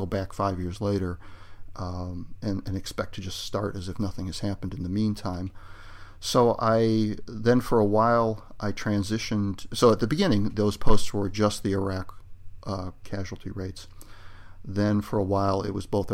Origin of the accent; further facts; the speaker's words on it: United States; I'm an American